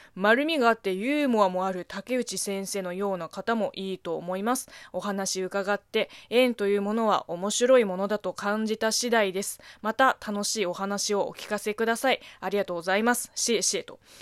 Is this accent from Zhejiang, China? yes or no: yes; Zhejiang, China; Japanese is a second language; moved away as an adult; now in Japan; 私の地元、浙江省